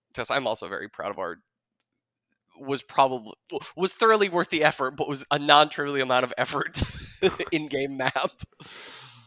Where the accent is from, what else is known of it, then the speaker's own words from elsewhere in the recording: Jackson, Wyoming, United States; I grew up in Jackson. Uh, I was born and raised there